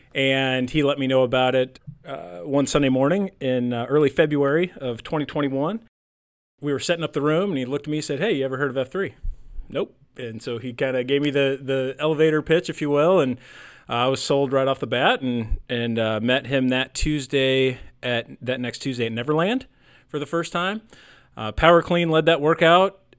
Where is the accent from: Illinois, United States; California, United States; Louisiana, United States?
Illinois, United States; I grew up in Illinois